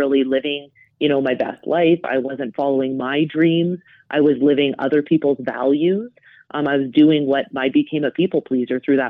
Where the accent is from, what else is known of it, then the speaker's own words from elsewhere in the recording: Calgary, Alberta, Canada; now in Johannesburg, South Africa; growing up in Calgary, I grew up in a family with an older brother